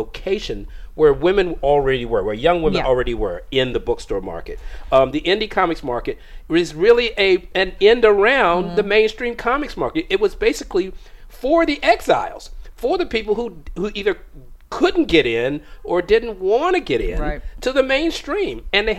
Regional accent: United States; As an American

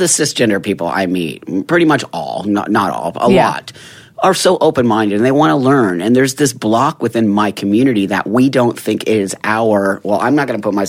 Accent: Los Angeles, California, United States; I'm 55. So back in the 60s and 70s when I was growing up in the Valley, San Fernando Valley

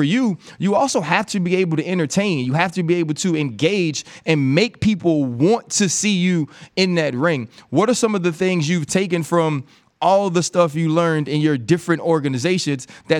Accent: New Orleans, Louisiana, United States; Because I'm from New Orleans

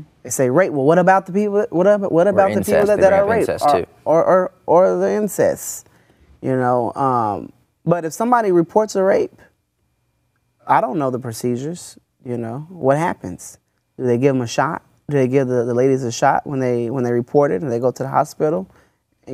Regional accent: Oklahoma, United States; I'm from Oklahoma

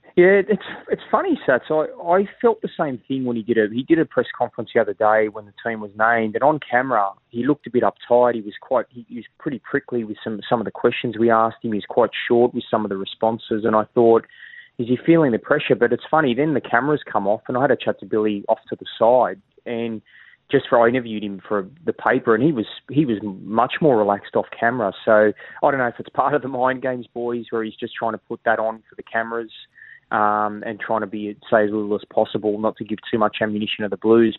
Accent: Sydney, New South Wales, Australia; born or raised there; moved away as an adult; now in Queensland, Australia

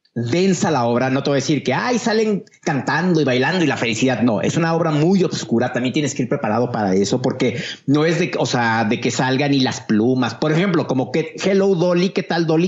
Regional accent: Mexico; yo como mexicano

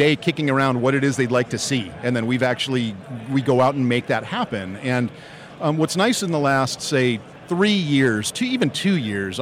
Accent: Los Angeles, California, United States; growing up in Dodgerville my whole life

